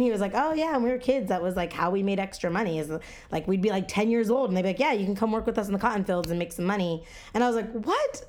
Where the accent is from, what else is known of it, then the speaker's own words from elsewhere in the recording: Texas, United States; I was born here, um, my fa-, my parents were born here, um, my grandparents were born here.